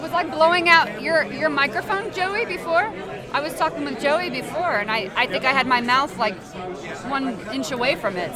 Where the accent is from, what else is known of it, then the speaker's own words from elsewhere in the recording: Indiana, United States; I'm from Indiana